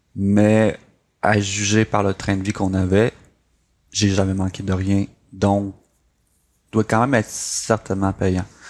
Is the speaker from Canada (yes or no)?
yes; Saint-André, Quebec, Canada; also born or lived in Chibougamau / Mashteuiatsh; je me suis finalement euh, établi à Saint-André, un petit village euh, du lac Saint-Jean.